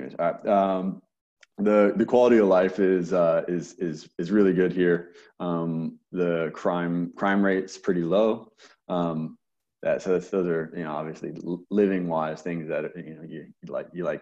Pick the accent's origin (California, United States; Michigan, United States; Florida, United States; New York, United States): Florida, United States; moved away as an adult; now in Melbourne, Australia; I'm from Florida